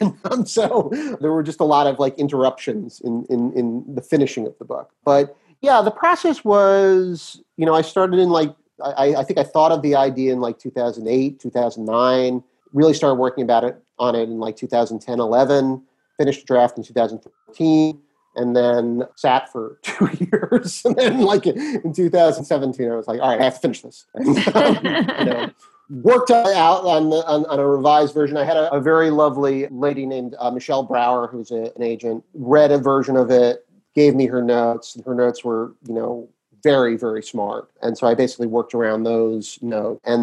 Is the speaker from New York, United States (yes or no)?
yes; New York City, New York, United States; I grew up in Brooklyn Heights.